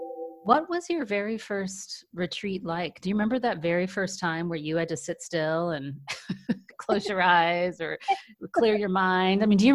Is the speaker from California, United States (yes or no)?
yes; San Francisco Bay Area, California, United States; I'm from the San Francisco Bay Area.